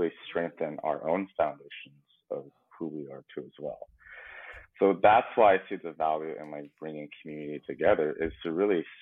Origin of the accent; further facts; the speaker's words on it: United States; we have traditional Asian parents, but we grew up here in the West